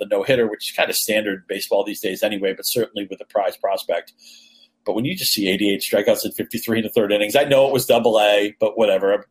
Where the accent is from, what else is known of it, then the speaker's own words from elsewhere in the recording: New England, United States; I grew up in New England